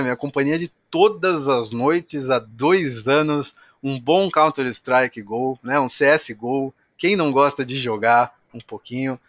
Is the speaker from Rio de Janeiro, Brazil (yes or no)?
no; São Paulo, Brazil; moved away as an adult; now in Jundiaí, Brazil; Eu sou de São Paulo